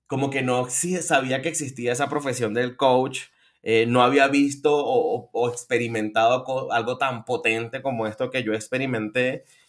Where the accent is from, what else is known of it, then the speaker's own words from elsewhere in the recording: Venezuela; moved away as an adult; now in Colombia; soy venezolano y vivo en Colombia desde hace unos ocho añitos